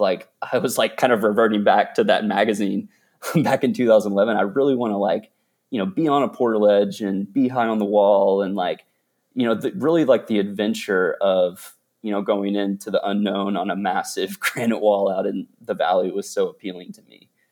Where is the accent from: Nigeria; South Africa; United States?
United States; Dallas, Texas; also born or lived in Austin, Texas; I was born and raised in Dallas, Texas